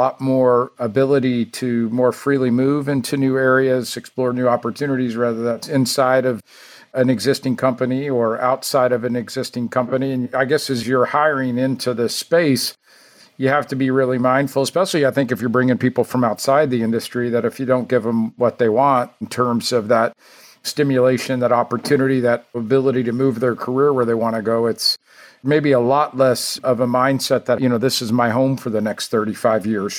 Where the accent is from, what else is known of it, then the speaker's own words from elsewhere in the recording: Houston, Texas, United States; growing up in Houston and being around this industry for so many years